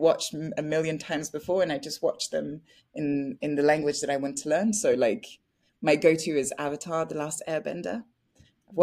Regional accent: France; first language French; English is a second language; moved away as an adult; also born or lived in Paris, France; now in United Kingdom; So I was born in Paris, I grew up in France, and I moved to the UK just after drama school in France.

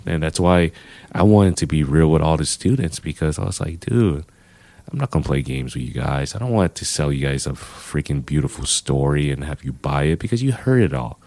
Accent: Los Angeles, California, United States; moved away as an adult; now in San Francisco, United States; I know I'm from L

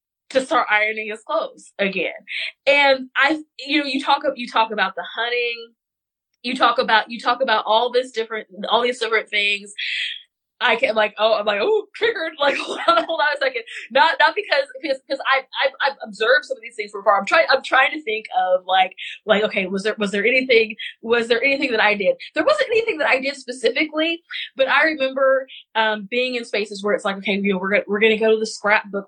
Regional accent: West Central Missouri, United States; I am from West Central Missouri. We do not talk like that there.

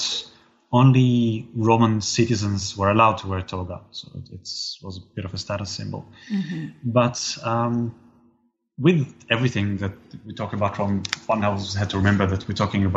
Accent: Israel; growing up in Israel

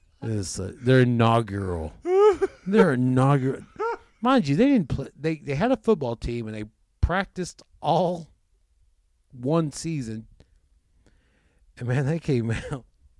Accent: Oklahoma, United States; every one of us in Oklahoma

